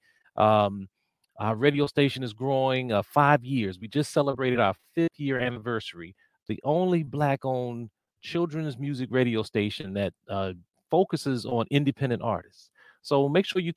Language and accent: English; Washington, District of Columbia, United States; I grew up in the Washington, D.C. area